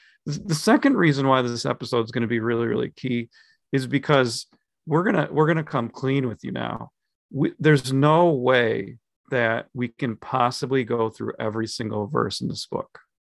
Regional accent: Minnesota, United States; We're from Minnesota.

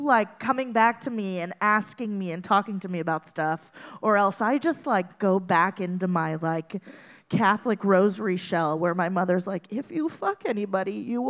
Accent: Venezuela; moved away; I grew up in Venezuela

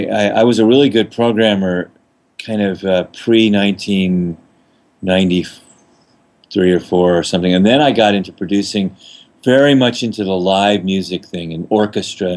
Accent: New Orleans, Louisiana, United States; I'm from New Orleans

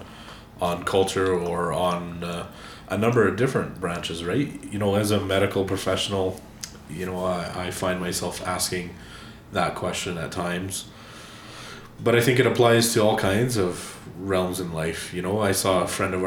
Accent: Alberta, Canada; how do I identify myself as an Albertan, and what does that make my worldview as a native Albertan?

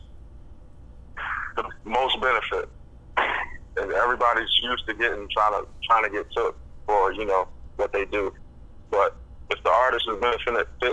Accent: Philadelphia, Pennsylvania, United States; moved away as an adult; also born or lived in Montana; I grew up in Philadelphia. I was born and raised in Philadelphia for the first 20 years of my life.

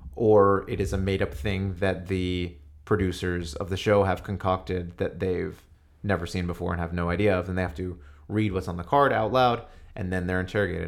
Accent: New York, United States; I grew up in New York

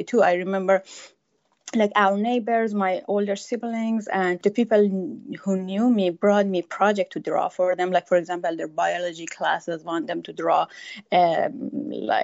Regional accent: Iran; moved away as an adult; now in United States; I'm from Iran and I lived there until I was 33 years old.

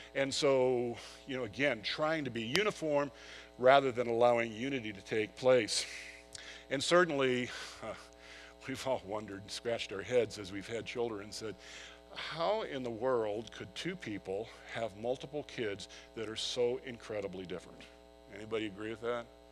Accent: San Diego, California, United States; I grew up in San Diego

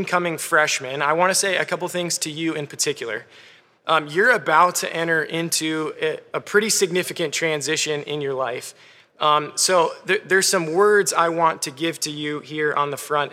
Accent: Clarks Summit, Pennsylvania, United States; I'm from Clark Summit, Pennsylvania, where I think there are zero sheep.

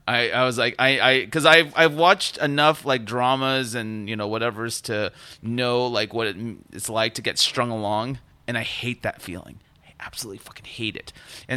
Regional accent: Fresno, California, United States; Now, mind you, I grew up in Fresno. I did not grow up in Los Angeles.

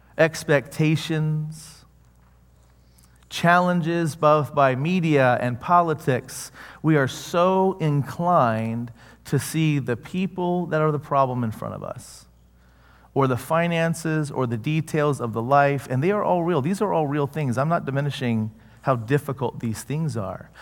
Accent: the South, United States; I grew up in the South.

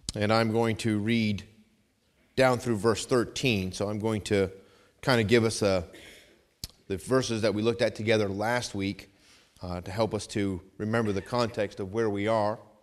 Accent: New England, United States; I grew up in New England

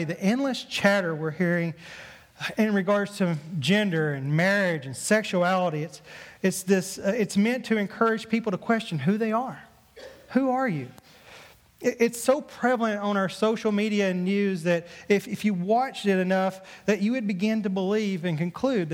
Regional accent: Mississippi, United States; accent: southern drawl; moved away; I grew up in Mississippi. Obviously, you probably heard from my southern drawl a little bit

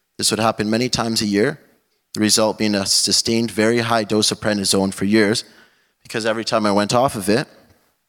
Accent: Calgary, Alberta, Canada; I was born in 1999 in Calgary, Alberta.

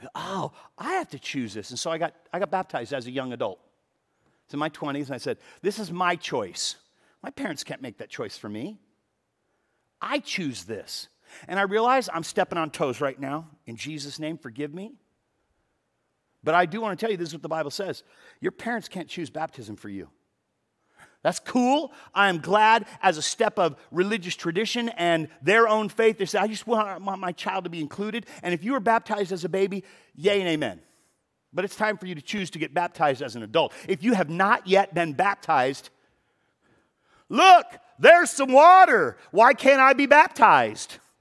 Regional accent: Los Angeles, California, United States; I have never lived more than twenty-five miles from where I was born. So I was born in the San Fernando Valley

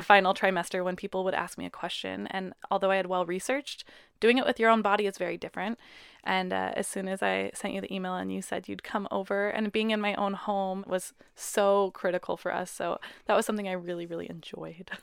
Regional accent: Puyallup, Washington, United States; we're from Puyallup

